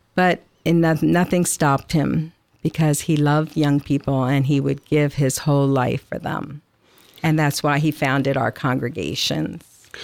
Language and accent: English; Atlantic City, New Jersey, United States; moved away; also born or lived in Illinois; I grew up in Atlantic City, so I'm an ocean girl, actually, but When I lived, I, I think, seven or eight years in Illinois